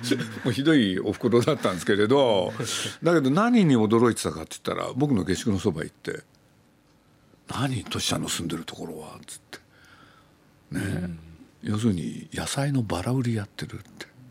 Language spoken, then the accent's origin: Japanese; Nagoya, Aichi, Japan; moved away as an adult; also born or lived in Tokyo; 自分が生まれ育った名古屋